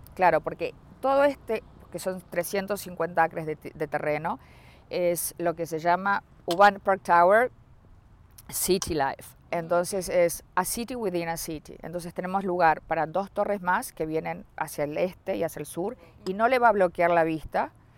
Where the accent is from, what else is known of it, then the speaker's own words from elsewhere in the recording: Uruguay; moved away as an adult; also born or lived in Aventura, Florida; now in North Miami, United States; Yo soy de Uruguay, me vine a vivir acá y desde el 2002